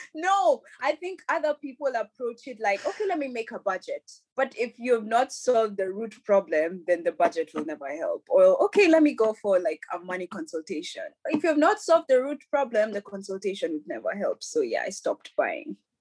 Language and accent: English; Nairobi, Kenya; now in Europe; I grew up in Nairobi. I'm a Nairobi kid all my life